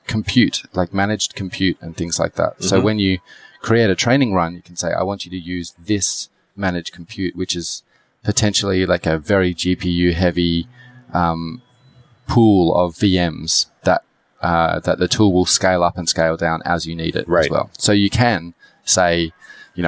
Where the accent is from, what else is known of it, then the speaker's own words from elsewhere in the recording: Australia; I come from Australia.